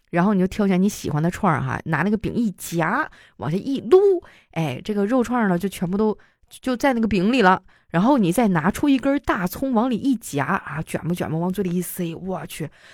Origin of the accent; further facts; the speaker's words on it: Harbin, Heilongjiang, China; moved away; 我老家哈尔滨